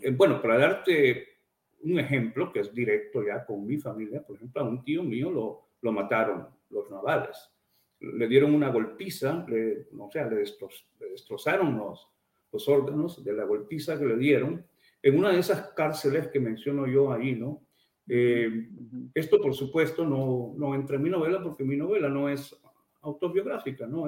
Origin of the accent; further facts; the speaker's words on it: Amapala, Valle, Honduras; moved away; nací en Amapala